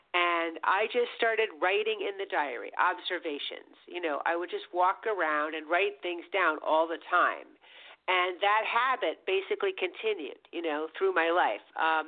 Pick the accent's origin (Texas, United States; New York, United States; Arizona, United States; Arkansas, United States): New York, United States; New York City; I grew up here in Manhattan.